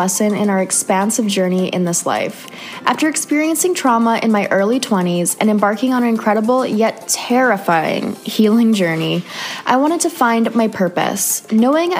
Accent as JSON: {"language": "English", "country": "Canada", "moved": "yes", "said": "another Canadian girl living"}